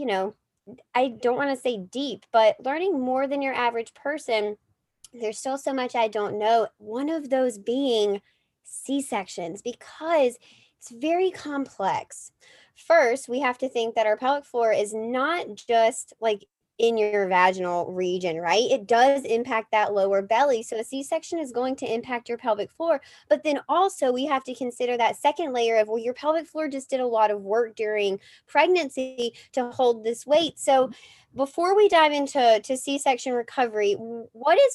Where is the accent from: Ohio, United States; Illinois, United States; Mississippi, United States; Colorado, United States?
Mississippi, United States; also born or lived in Alabama; now in Boston, United States; I'm originally from down south Mississippi area